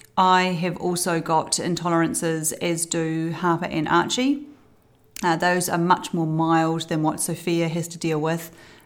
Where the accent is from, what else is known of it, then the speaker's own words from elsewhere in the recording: Christchurch, Canterbury, New Zealand; also born or lived in Balclutha / Timaru / Wellington; I was born in Balclutha, down the bottom of the South Island, and I went to a multitude of schools in Timaru, Wellington, Christchurch, finally ending up at Villa Maria College in Christchurch.